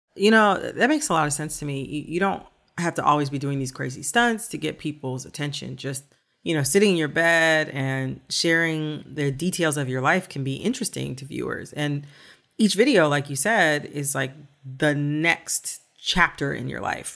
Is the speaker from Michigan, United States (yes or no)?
yes; Michigan, United States; I'm from Michigan too.